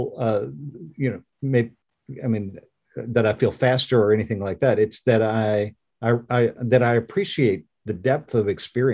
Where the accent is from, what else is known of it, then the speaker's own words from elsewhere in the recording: Orange, Virginia, United States; I grew up in Orange, Virginia, which is a very rural place